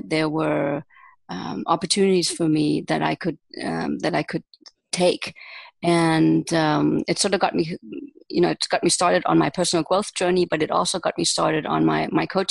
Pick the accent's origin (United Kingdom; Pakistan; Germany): Germany; moved away as an adult; also born or lived in United States; now in Israel; I was raised and born and raised in Germany, and I spent the first 20 years of my life there.